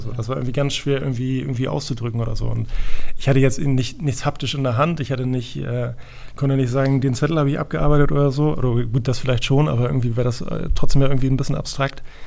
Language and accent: German; Hamburg, Germany; ich bin, vielleicht hört man es auch ein bisschen, ich bin gebürtiger Hamburger